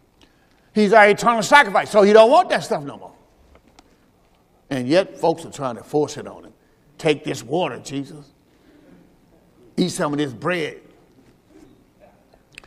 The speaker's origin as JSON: {"language": "English", "region": "Mississippi", "country": "United States", "said": "I'm from the Mississippi."}